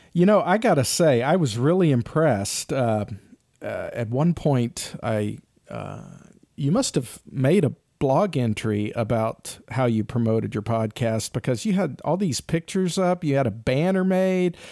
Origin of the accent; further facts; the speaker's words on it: Kennesaw, Georgia, United States; I grew up in Kennesaw, Georgia